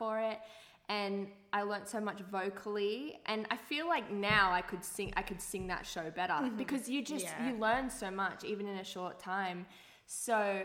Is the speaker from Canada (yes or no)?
no; Gold Coast, Queensland, Australia; now in Sydney, Australia; I was from the Gold Coast